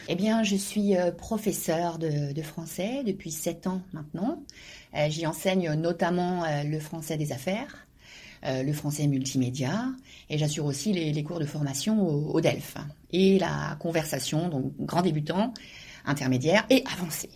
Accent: Normandy, France; moved away as an adult; now in South Korea; je suis normande, très fière de l'être, très fière de mes origines, très fière de, mon pays de, naissance

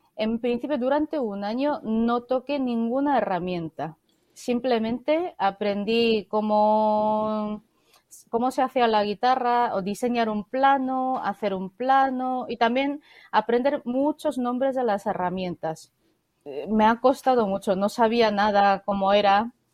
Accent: South Korea; Spanish is a second language; moved away; also born or lived in Spain; Yo soy coreana

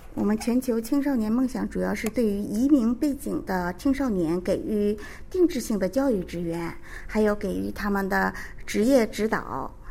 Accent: China; moved away as an adult; now in South Korea; 我是在中国出生，也是家里的长女

